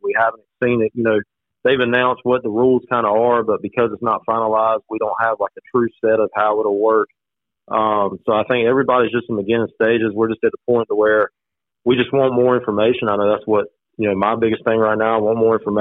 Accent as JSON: {"language": "English", "town": "Mount Olive", "region": "North Carolina", "country": "United States", "tie": "born or raised there", "also_born_or_lived": "Lenoir County, North Carolina", "moved": "as an adult", "lives_now": "Duplin County, United States", "said": "we are from Wayne County"}